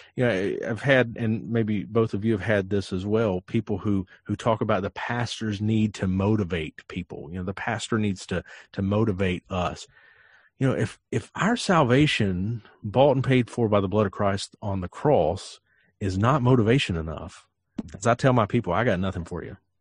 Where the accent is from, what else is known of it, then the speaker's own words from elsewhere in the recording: Western North Carolina, United States; I eat Lexington barbecue because I'm from Western North Carolina